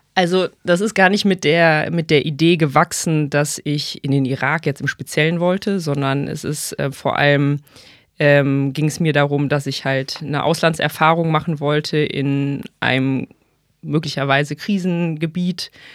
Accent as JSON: {"language": "German", "town": "Bonn", "region": "North Rhine-Westphalia", "country": "Germany", "also_born_or_lived": "Mainz", "moved": "as an adult", "lives_now": "Hamburg, Germany", "said": "ich ursprünglich aus Bonn komme"}